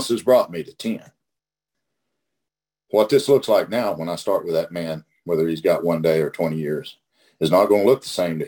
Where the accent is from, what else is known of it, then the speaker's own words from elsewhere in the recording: Oklahoma, United States; I'm from Oklahoma